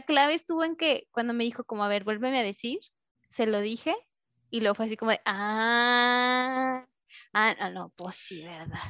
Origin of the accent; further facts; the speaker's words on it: Mexico; moved away; tengo que regresar a México